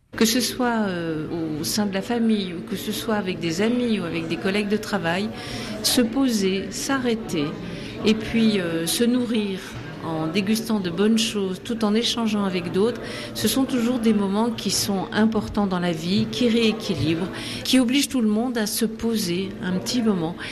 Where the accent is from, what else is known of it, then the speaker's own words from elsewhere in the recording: Grenoble, Auvergne-Rhône-Alpes, France; chez nous à Grenoble